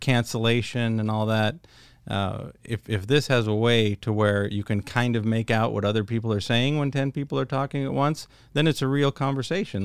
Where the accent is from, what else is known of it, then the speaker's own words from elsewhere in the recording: California, United States; moved away as an adult; now in Virginia, United States; originally I came from California, and for the last four years I've lived in Virginia